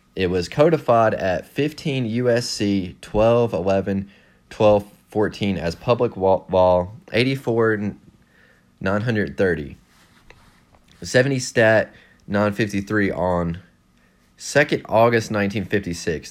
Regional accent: West Virginia, United States; I'm from West Virginia

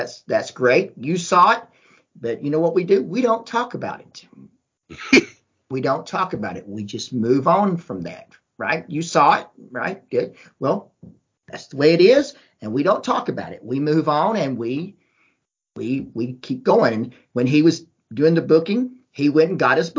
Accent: Georgia, United States; when we were growing up in Georgia

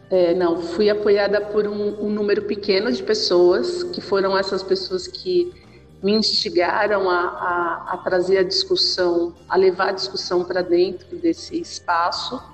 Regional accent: São Paulo, Brazil; nasci na periferia, nasci na Vila

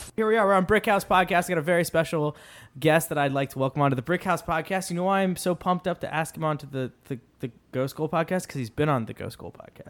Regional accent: Washington, District of Columbia, United States; I'm born and raised in D C

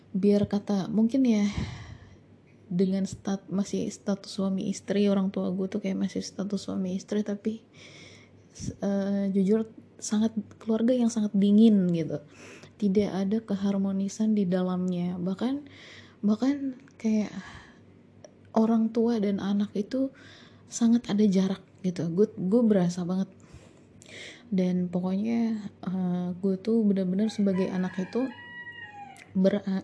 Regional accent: Depok, West Java, Indonesia; also born or lived in Yogyakarta; jadi gue dari Depok ke Jogja gitu ya dan sekolah di sana

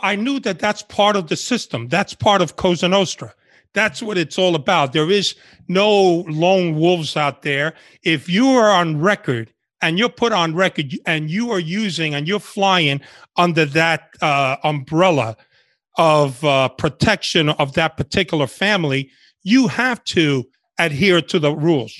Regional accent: New York, United States; English is a second language; also born or lived in Havana, Cuba; grew up in Washington Heights and the Bronx.

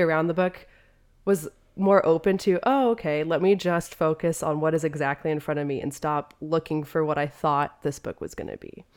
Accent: United States; As an American

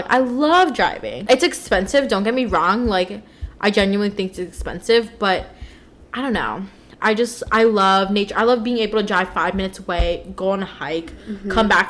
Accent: Laytonville, United States; Well, I grew up in Laytonville too, so like we're surrounded by just suburban ass area.

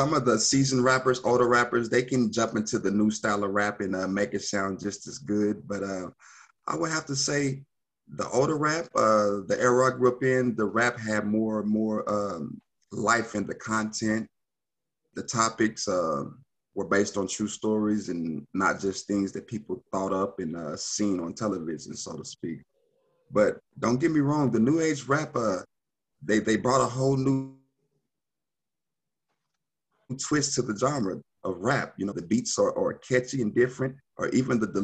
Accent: Oklahoma City, Oklahoma, United States; I was born and raised in Oklahoma City

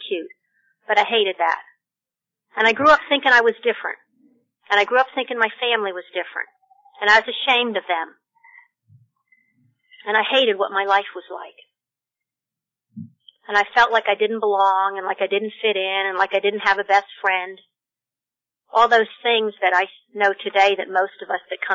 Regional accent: Pennsylvania, United States; moved away as an adult; also born or lived in Statesboro, Georgia; now in Sea Island, United States; I was born in Pennsylvania.

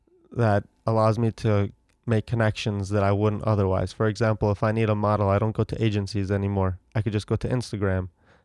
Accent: Ohio, United States; Growing up in Ohio.

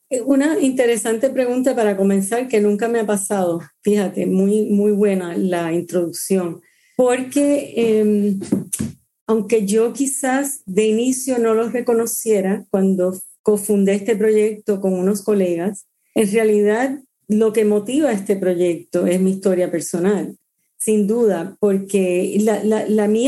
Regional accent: Cuba; born there; fui formada en el vientre de mi madre durante el exilio de ellos, durante la dictadura de Batista, y nací en Cuba al, agosto del 59

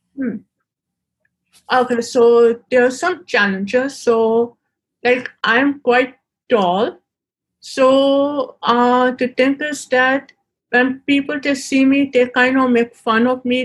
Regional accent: Pakistan; Being a woman and living in, in Pakistan

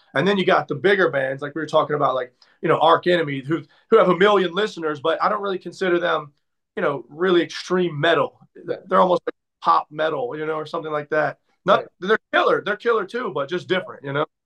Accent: Maryland, United States; moved away as an adult; also born or lived in Atlanta / Tampa; I'm from Maryland

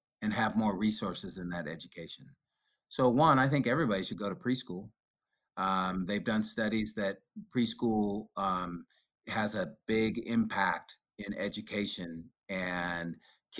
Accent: Sacramento, California, United States; growing up in Oak Park, and I know teaching and working in Del Paso Heights for so many years

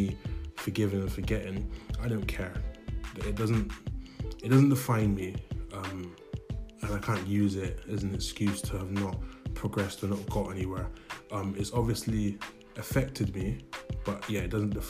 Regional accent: Bristol, South West England, United Kingdom; I was born in Bristol, 1994

